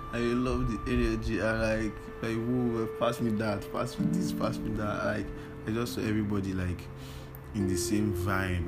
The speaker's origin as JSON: {"language": "English", "region": "Lagos", "country": "Nigeria", "tie": "born or raised there", "said": "I grew up in Lagos"}